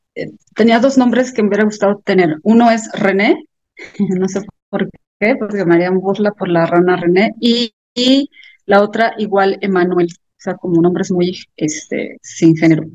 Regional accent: Celaya, Guanajuato, Mexico; soy una escritora de Celaya, Guanajuato

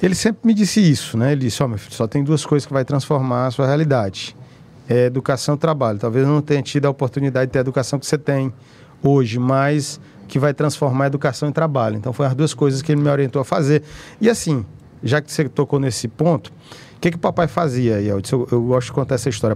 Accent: Teresina, Piauí, Brazil; eu sou daqui de Teresina, eu nasci aqui em Teresina

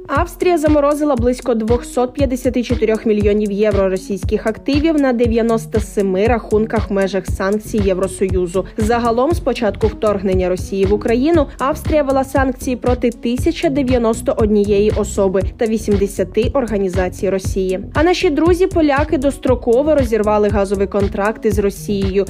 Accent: Ukraine; Ми з України

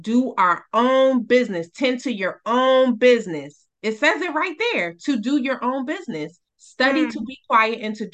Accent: New York City, New York, United States; I grew up in Brooklyn in the projects

